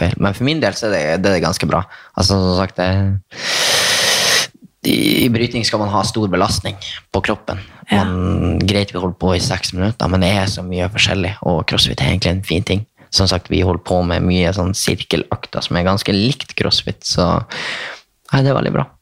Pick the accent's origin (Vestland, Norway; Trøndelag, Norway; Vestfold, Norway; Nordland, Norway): Nordland, Norway; Bodø; accent: nordnorsk; now in Oslo, Norway; Jeg er fra Skivika. Nordsida.